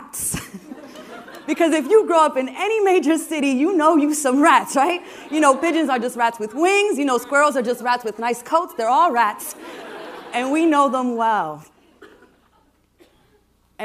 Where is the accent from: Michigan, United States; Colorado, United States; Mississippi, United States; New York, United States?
New York, United States; New York City; I was born and raised in New York City. You might be able to tell from my accent